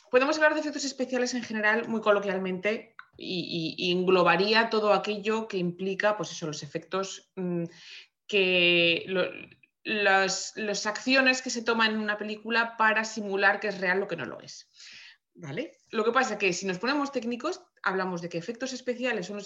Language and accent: Spanish; Madrid, Community of Madrid, Spain; moved away as an adult; now in Vancouver, Canada; Soy, soy madrileña de nacimiento, estoy ahora mismo afincada en Vancouver. Eh, donde vivo y trabajo.